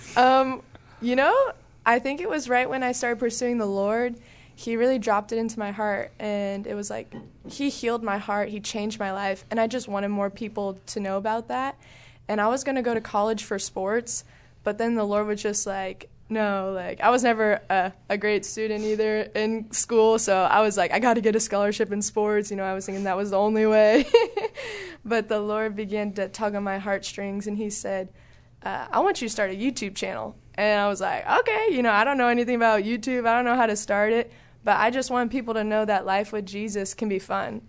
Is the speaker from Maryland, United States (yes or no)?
no; Southern California, United States; moved away as an adult; also born or lived in Texas; I was in SoCal, so I grew up there my whole life